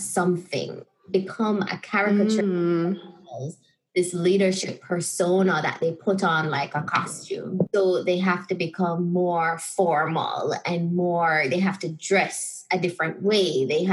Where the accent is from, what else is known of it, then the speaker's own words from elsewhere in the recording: Jamaica; moved away as an adult; also born or lived in Chicago, United States / Spain; I felt very disconnected from my identity as a Jamaican